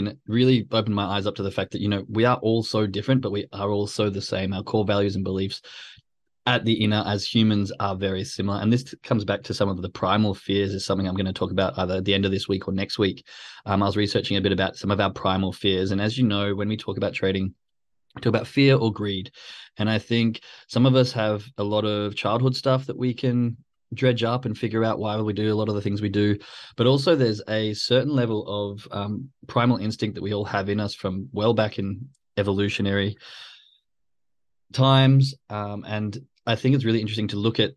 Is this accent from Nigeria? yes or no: no; Australia; moved away; I'm Australian